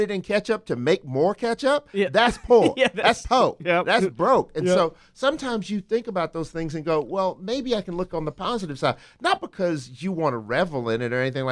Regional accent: Dallas, Texas, United States; I grew up in North Dallas.

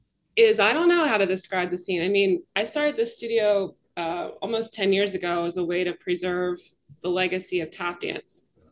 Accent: Philadelphia, Pennsylvania, United States; she learned I was from Philadelphia

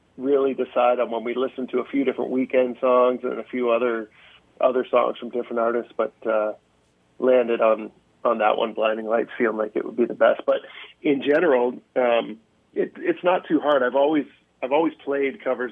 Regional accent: just outside of Toronto, Ontario, Canada; also born or lived in Norwood, Ontario; I was born just outside of Toronto and then moved to Norwood for my first year of high school

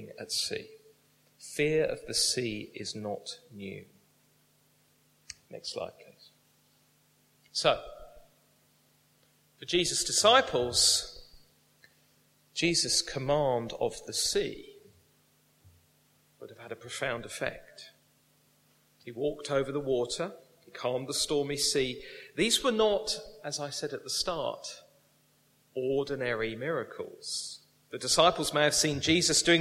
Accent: United Kingdom; We're British.

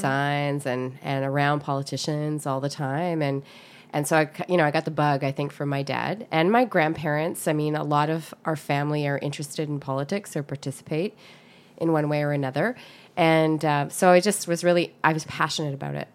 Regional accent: North Vancouver, British Columbia, Canada; I grew up in, in North Vancouver in Lynn Valley

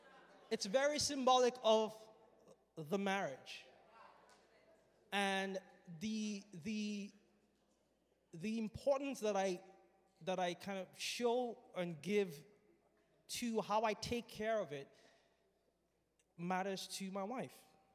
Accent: Nigeria; When I was growing up, I grew up in Nigeria.

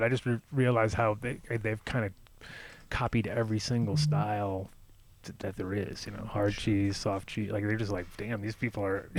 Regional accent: Rhode Island, United States; also born or lived in New York / Los Angeles; I grew up in Rhode Island and New York and L.A. and kind of all over the place.

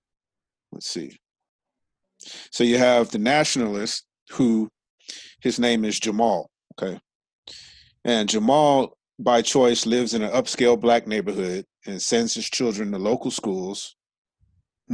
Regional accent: Los Angeles, California, United States; I grew up in South Central Los Angeles

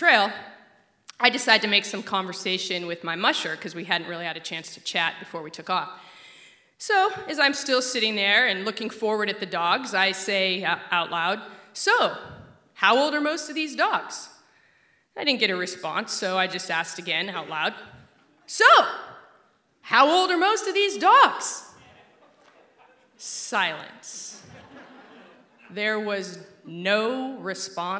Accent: Alaska, United States; I grew up in Alaska

